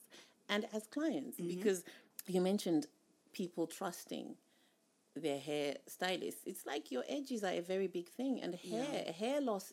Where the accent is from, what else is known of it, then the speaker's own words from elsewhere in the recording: Zimbabwe; moved away; I'm from Zimbabwe.